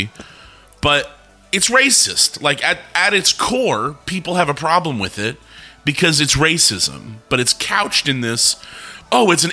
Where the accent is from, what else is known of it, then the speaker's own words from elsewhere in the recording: Los Angeles, California, United States; I'm from Hollywood